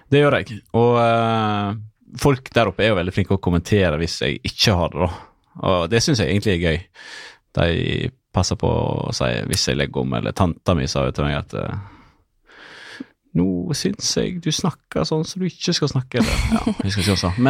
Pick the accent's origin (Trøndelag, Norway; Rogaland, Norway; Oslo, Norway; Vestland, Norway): Vestland, Norway; Måløy; accent: Måløy dialect; Jeg er jo fra Måløy. For de som ikke visste det. Sikkert ingen som vet det.